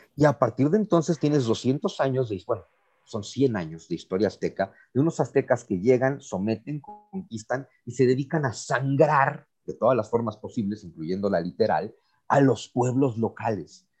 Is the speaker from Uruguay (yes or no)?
no; Mexico